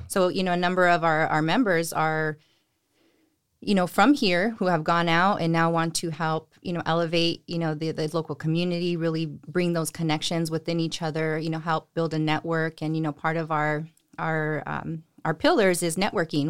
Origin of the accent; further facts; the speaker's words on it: Salinas, California, United States; I am from Salinas. I grew up here, went to high school here